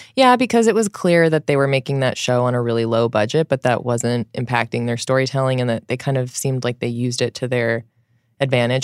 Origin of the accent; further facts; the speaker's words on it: Southern California, United States; now in New York, United States; I'm from Southern California